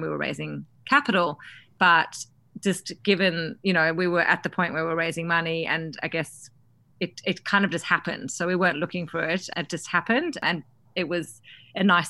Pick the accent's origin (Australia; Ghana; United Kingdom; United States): Australia; accent: Aussie; moved away; being an Aussie founder